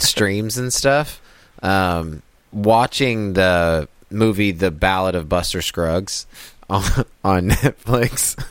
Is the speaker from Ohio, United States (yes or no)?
no; Kansas, United States; as a little kid, growing up in Kansas